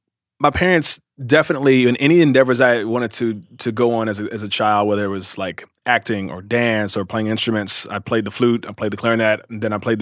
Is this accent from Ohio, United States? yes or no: yes; Cincinnati, Ohio, United States; also born or lived in Louisville, Kentucky; I was born in Louisville, Kentucky, and raised in Cincinnati, Ohio. So I was I'm raised in the Midwest, and my family's all from Kentucky and Tennessee.